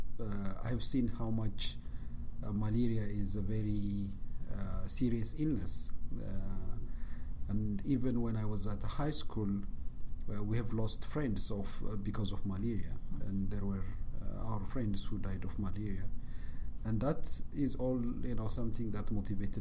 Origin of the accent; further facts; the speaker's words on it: Bahir Dar, Amhara, Ethiopia; I grew up in Bahardar.